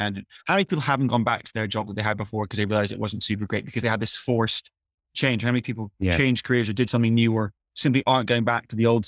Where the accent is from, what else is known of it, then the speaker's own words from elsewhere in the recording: South of England, United Kingdom; now in Leeds, United Kingdom; I actually moved to Leeds partly because I knew it would facilitate a lower cost of living, because I'm from the South.